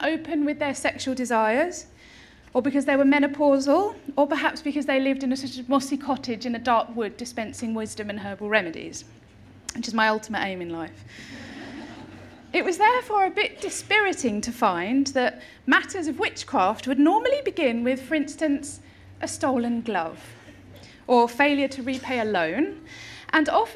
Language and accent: English; Chelmsford, East of England, United Kingdom; accent: Essex; I was born in Essex, in Chelmsford, in 1979